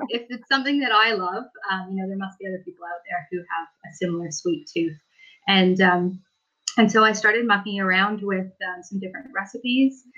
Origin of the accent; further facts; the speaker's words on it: Victoria, British Columbia, Canada; moved away as an adult; now in New Zealand; I'm from Victoria, which is on the west coast of British Columbia